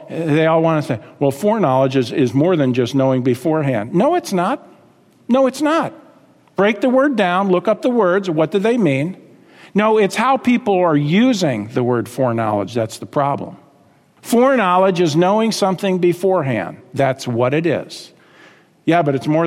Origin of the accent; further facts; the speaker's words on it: United States; We were raised in America